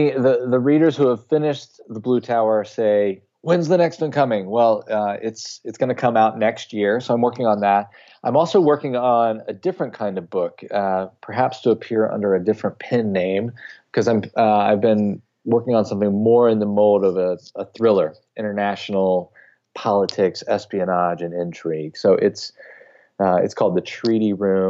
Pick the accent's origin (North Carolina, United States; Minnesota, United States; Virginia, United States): North Carolina, United States; my hometown in North Carolina